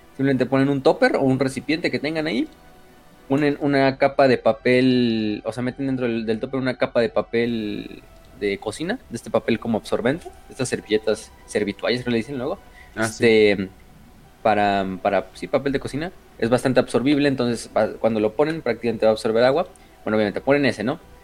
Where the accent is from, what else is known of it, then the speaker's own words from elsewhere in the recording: Mexico; somos mexicanos